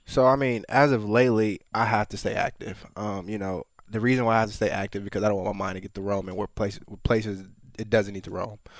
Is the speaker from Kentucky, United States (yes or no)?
no; Minneapolis, Minnesota, United States; moved away; also born or lived in Los Angeles, California; I was born in Minneapolis